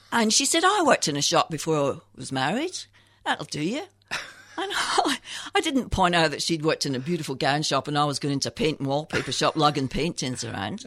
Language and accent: English; Scotland, United Kingdom; moved away as an adult; also born or lived in England; when I was fourteen, my father got T B and we had to move back to Scotland.